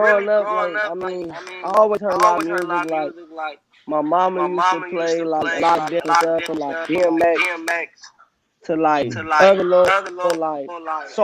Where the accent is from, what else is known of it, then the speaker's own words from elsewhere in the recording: Gardena, California, United States; also born or lived in Compton / LA County; I was born in Gardena